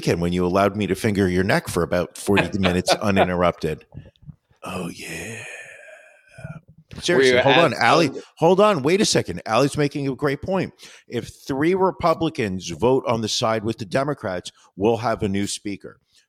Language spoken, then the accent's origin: English; New York, United States; I'm from New York. I use my hands all the time.